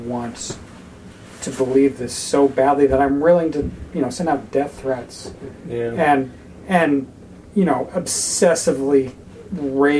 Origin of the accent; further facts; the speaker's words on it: North Idaho, United States; I grew up in North Idaho